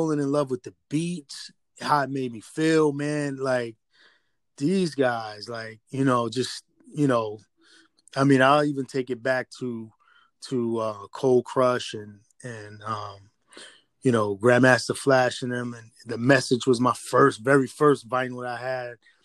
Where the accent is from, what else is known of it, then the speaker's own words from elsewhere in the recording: Amityville, New York, United States; moved away as an adult; also born or lived in Brooklyn, New York; now in Queens, New York, United States; when I grew up, man, out there in Amityville